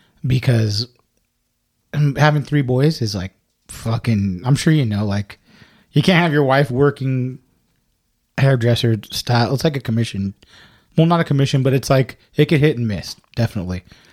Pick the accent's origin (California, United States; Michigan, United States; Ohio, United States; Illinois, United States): California, United States; Hesperia; I'm from Hesperia, dude.